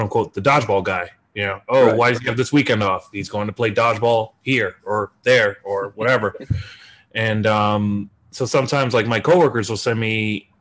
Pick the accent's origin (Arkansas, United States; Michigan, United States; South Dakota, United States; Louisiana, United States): Michigan, United States; Detroit; I'm from Detroit